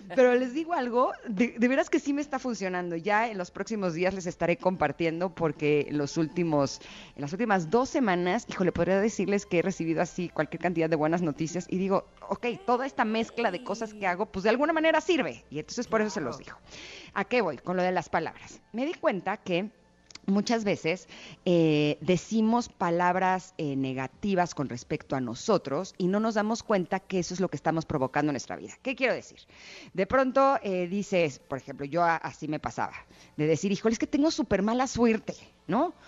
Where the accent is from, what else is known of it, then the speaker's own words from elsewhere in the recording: Mexico; evidentemente soy mexicana, siempre he vivido aquí y, siempre he crecido con esta tradición